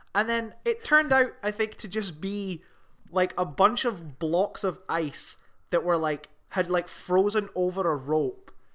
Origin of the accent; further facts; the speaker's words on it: Scotland, United Kingdom; I'm Scottish